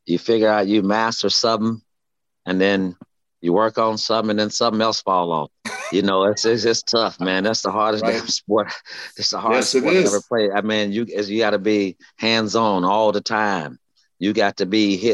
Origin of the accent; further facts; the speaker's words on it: Gainesville, Florida, United States; I'm from Gainesville, you know, Florida